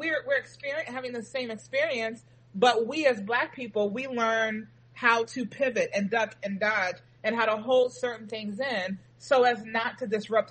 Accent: Reston, Virginia, United States; I grew up, for the most part, in Reston, Virginia.

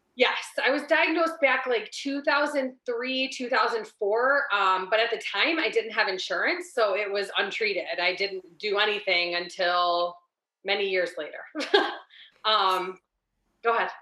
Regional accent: Ohio, United States; I'm born and raised in Ohio my whole life

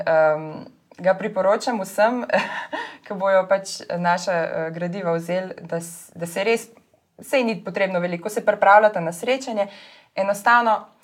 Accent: Slovenia; also born or lived in Ljubljana; now in Lower Carniola, Slovenia; smo Slovenci

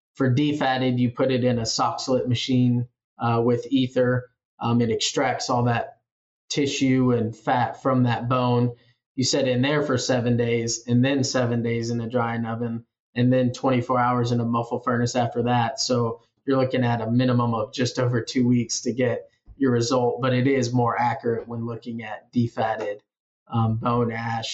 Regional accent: Iowa Falls, Iowa, United States; moved away as an adult; also born or lived in Manhattan, Kansas; now in Kansas, United States; I'm originally from Iowa Falls, Iowa

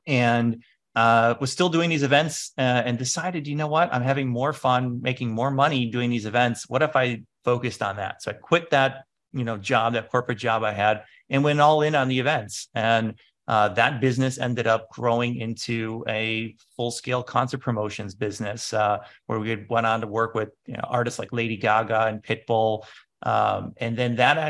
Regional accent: Chicago, Illinois, United States; I'm from Chicago, and there was the whole Chicago house music movement happening

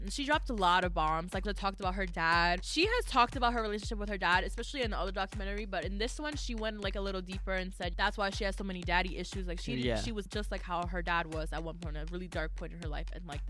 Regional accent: United States; Please don't hate us just because we're American.

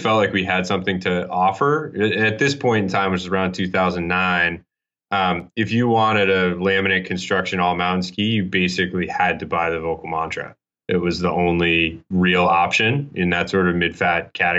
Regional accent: Maine, United States; also born or lived in Utah; now in Boston, United States; I grew up ski racing in Maine and then Utah.

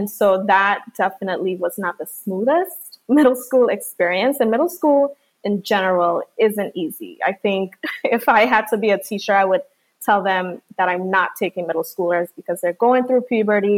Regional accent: U.S. Virgin Islands; I was born and raised in St. Thomas, but my parents, my entire family, is from the island of Dominica.

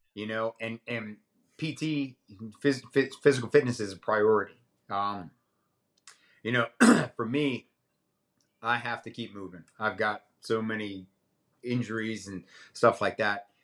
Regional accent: Middletown, Connecticut, United States; also born or lived in Alaska / Wilmington, North Carolina; now in North Carolina, United States; I'm originally from Middletown, Connecticut

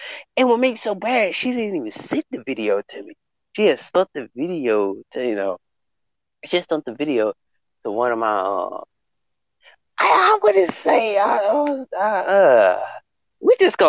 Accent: the South, United States; I'm from the South. We do say back burner.

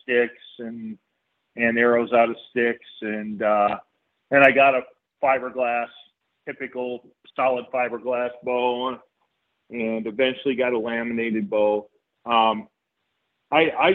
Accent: Solon, Iowa, United States; moved away as an adult; I grew up in Iowa. Basically in Solon, Iowa

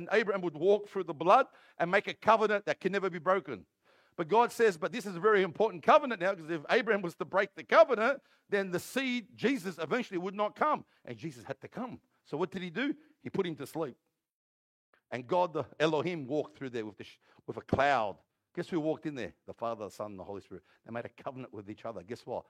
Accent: Granville, New South Wales, Australia; I'm from Granville

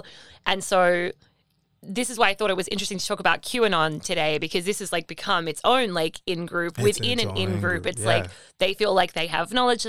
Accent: Australia; I'm Australian, which like is a whole subculture thing here now.

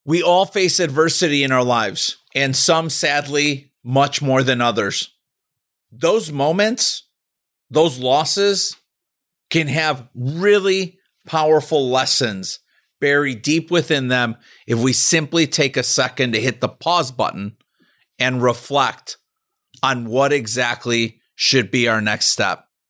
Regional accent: Chicago, Illinois, United States; my hometown of Chicago

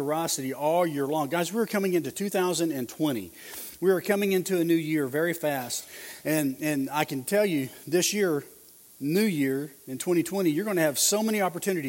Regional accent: Oklahoma, United States; I'm from Oklahoma and I'm in L.A.

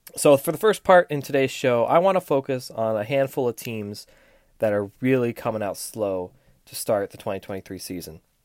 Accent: Florida, United States; my home state

